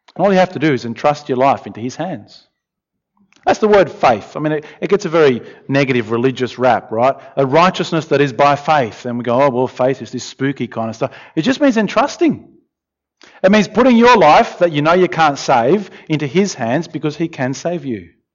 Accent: Australia; I'm Australian

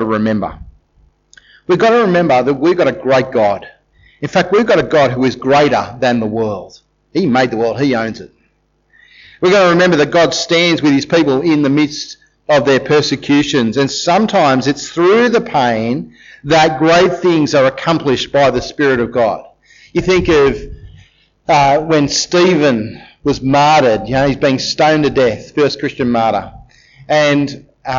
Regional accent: Australia; we're Australians

